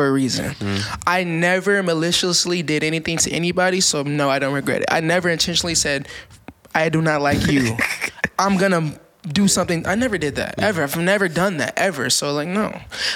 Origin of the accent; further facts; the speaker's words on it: Minneapolis, Minnesota, United States; also born or lived in Richfield, Minnesota; I'm from South Side, the heart of Minneapolis